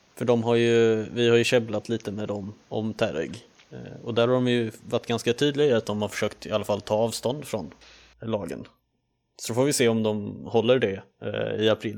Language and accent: Swedish; Sweden; vi är ju ändå svenskar